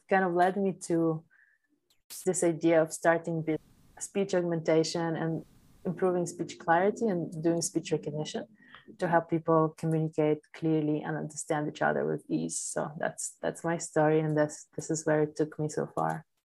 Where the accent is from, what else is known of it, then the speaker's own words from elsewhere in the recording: Poland; first language Polish; English is a second language; moved away; I was raised as an immigrant child of Ukrainian immigrant mother in Poland